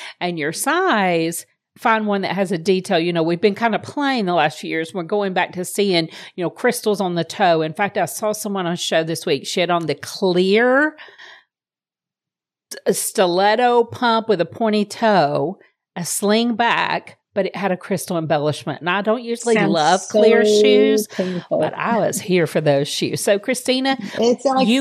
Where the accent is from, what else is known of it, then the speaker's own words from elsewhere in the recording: Deep South, United States; us growing up in the Deep South